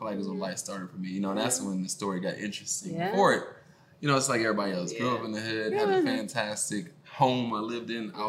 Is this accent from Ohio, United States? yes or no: yes; Columbus, Ohio, United States; moved away as an adult; also born or lived in Philadelphia, Pennsylvania; now in Louisville, United States; Columbus, Ohio. I was raised in Columbus, Ohio, born in Philly.